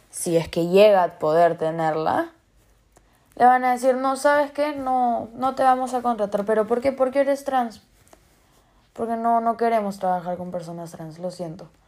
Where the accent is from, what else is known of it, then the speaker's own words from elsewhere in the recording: Peru; Porque soy peruana, vivo en Perú, ¿no? He crecido en Perú